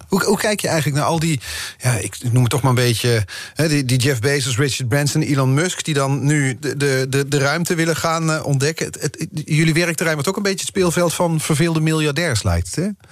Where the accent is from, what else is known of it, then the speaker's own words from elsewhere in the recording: Netherlands; Wij als Nederlanders